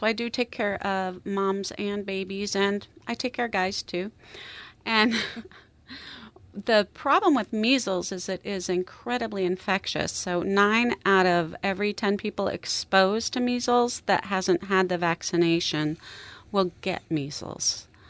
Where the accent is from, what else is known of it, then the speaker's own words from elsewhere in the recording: Alaska, United States; also born or lived in Minnesota; I'm from Alaska originally, born and raised.